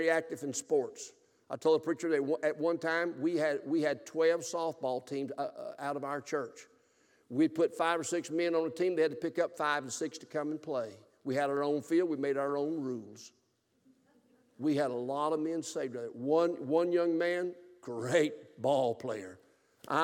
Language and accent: English; South Alabama, United States; moved away; also born or lived in Gulfport, Mississippi; I grew up in South Alabama during the Bear Bryant years